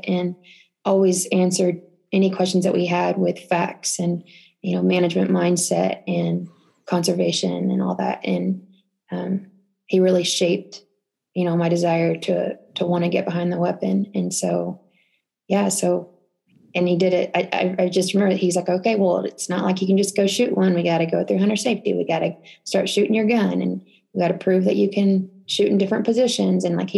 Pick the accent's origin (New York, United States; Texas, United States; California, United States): Texas, United States; Holland; moved away as an adult; also born or lived in Temple, Texas; now in Utah, United States; I was living in a little farm town. I don't know if anybody would know, but it's called Holland, Texas, known for the Holland Corn Fest.